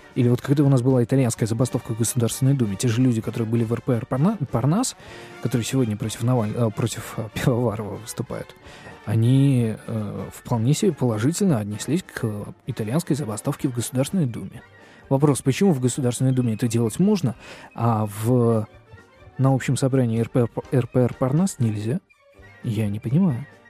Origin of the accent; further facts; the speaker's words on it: Saint Petersburg, Russia; я петербуржец